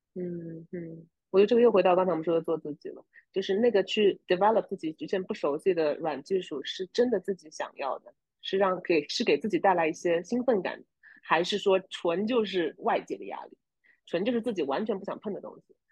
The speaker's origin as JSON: {"language": "Chinese", "country": "China", "moved": "yes", "lives_now": "United States", "said": "我们作为中国人听不懂美国"}